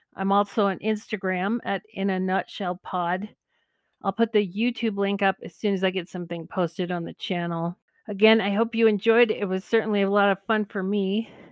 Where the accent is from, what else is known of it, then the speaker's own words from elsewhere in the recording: California, United States; moved away as an adult; I grew up in California, one hour from where the Air Force base is that the space shuttles land